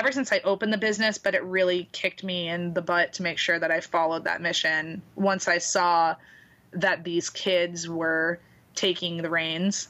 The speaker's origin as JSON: {"language": "English", "town": "Boston", "region": "Massachusetts", "country": "United States", "also_born_or_lived": "New York City", "moved": "as an adult", "lives_now": "Florida, United States", "said": "I'm from Boston, and I lived in New York City before I moved down here."}